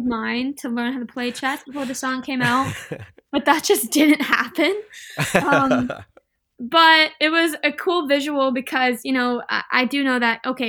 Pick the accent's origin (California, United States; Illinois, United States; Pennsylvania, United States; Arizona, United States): California, United States; Inland Empire; moved away; it's my hometown. I grew up there